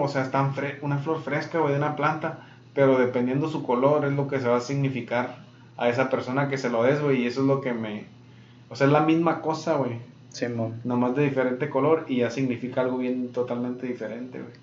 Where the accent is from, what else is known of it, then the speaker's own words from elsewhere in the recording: Mexico; now in Yuma, United States; soy de México